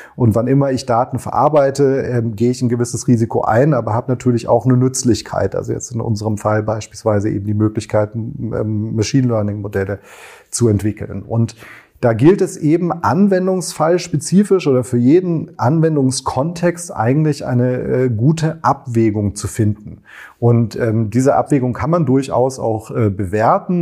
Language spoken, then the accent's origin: German; Germany; bei uns in Deutschland